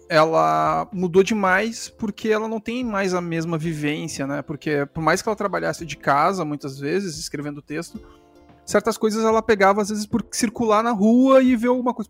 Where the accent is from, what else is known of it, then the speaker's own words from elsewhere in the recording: Rio Grande do Sul, Brazil; eu sou daqui do Rio Grande do Sul